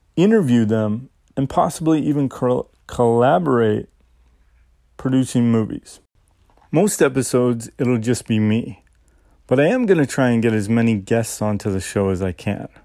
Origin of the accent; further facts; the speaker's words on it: Saskatchewan, Canada; moved away as an adult; also born or lived in Vancouver; now in Nagoya, Japan; I grew up in Saskatchewan, and after high school, I moved out to Vancouver